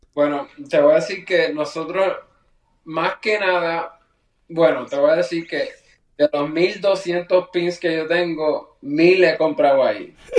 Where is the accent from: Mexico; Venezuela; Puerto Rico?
Puerto Rico; Yo soy de Puerto Rico.